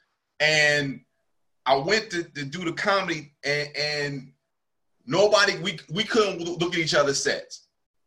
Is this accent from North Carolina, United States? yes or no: yes; North Carolina, United States; North Carolina